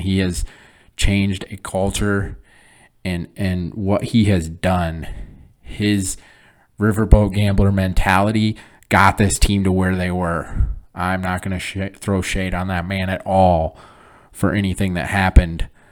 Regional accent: Flint, Michigan, United States; moved away; I'm born and raised in Flint, Michigan

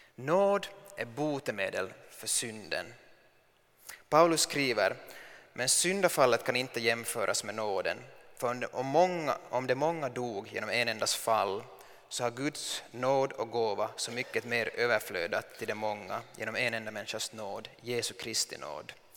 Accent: Finland; som finsk man

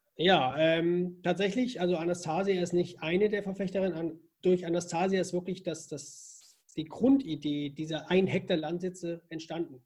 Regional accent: Zerbst, Saxony-Anhalt, Germany; also born or lived in Northern Germany; now in Austria; Geboren bin ich aber in Sachsen-Anhalt, in Zerbst

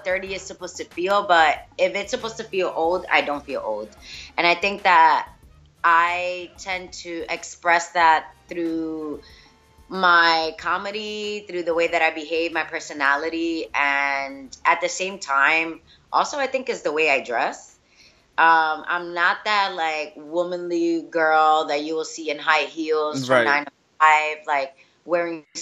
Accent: New York, United States; first language Spanish; English is a second language; I grew up in New York, in Washington Heights

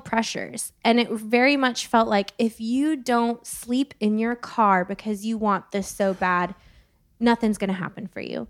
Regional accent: Santa Barbara, California, United States; moved away as an adult; now in Nashville, United States; born and raised in Santa Barbara, California

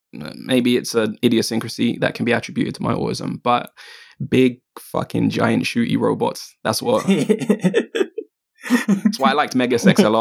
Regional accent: United Kingdom; I am a Jamaican British otaku.

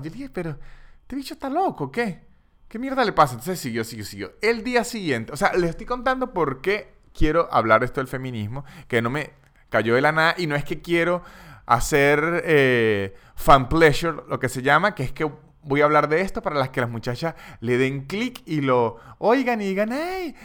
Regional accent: Táchira, Venezuela; yo soy de los Andes, soy de Táchira, una parte en Venezuela que es andina

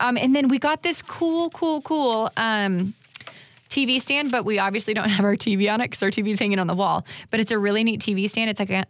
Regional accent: Florida, United States; I'm definitely from Florida.

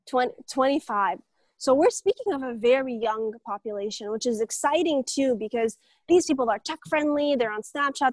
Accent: Jeddah, Makkah Province, Saudi Arabia; I'm personally from Jeddah

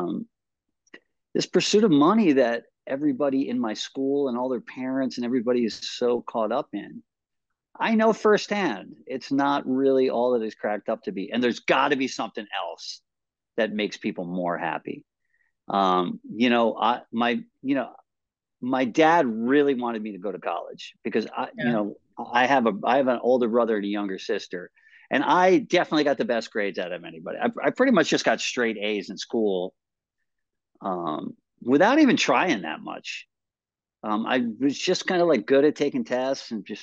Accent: Westchester, New York, United States; I grew up in Westchester

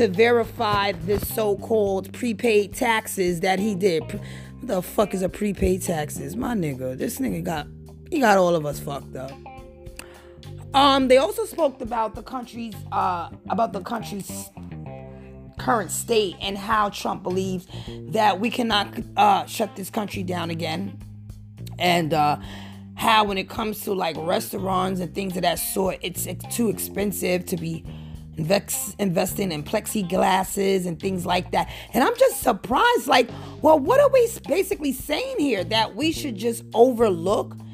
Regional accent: United States; to me as an American

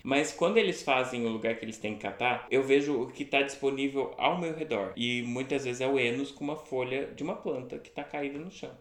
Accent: Franca, São Paulo, Brazil; also born or lived in New Zealand; now in Florianópolis, Brazil; eu sou de Franca, interior de São Paulo

